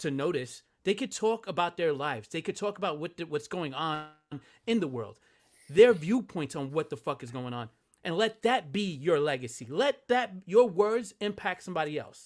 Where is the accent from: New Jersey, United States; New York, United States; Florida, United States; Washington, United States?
New Jersey, United States; I'm from Jersey.